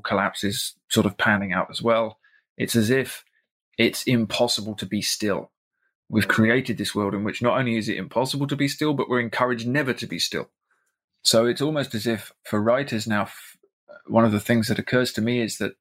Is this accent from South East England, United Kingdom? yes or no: yes; South East England, United Kingdom; moved away as an adult; now in Ireland; The place that I do come from is now a giant suburb in the southeast of England that I can't bear to live